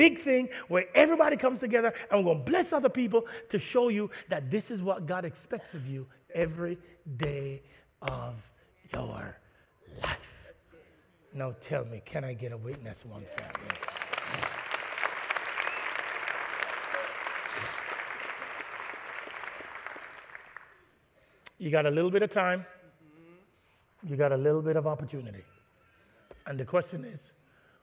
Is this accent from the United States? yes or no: no; Jamaica; I'm Jamaican